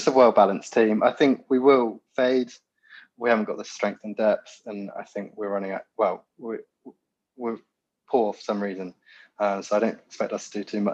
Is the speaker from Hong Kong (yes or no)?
no; Land's End, Cornwall, South West England, United Kingdom; moved away as an adult; also born or lived in Bristol / London; I'm from Cornwall originally, very, very southwest. Grew up in a place called Land's End, so the furthest place you could go.